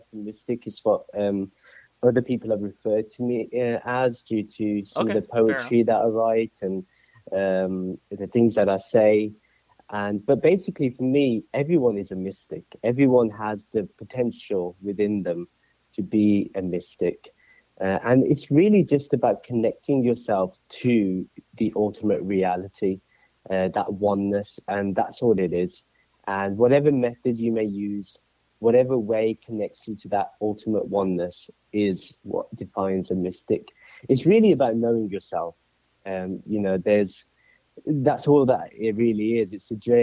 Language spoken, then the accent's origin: English; Birmingham, West Midlands, United Kingdom; moved away as an adult; now in Atlanta, United States; I'm originally from Birmingham, UK, United Kingdom, and I moved over here to the States in December 2017